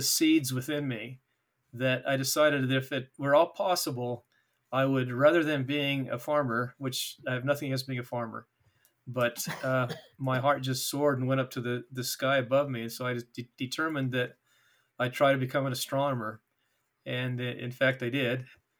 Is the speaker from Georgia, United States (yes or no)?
no; Payson, Utah, United States; born there; Well, I was born in Payson when my folks were attending BYU.